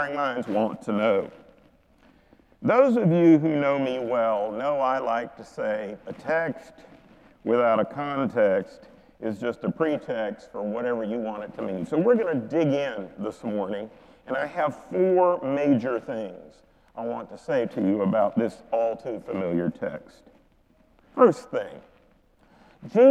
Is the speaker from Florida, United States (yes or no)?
no; Charlotte, North Carolina, United States; I grew up in Charlotte, North Carolina